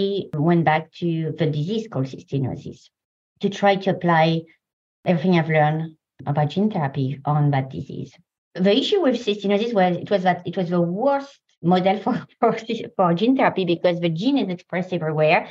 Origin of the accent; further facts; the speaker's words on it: France; English is a second language; moved away as an adult; also born or lived in Paris, France; now in San Diego, United States; I come from France, as you probably can hear.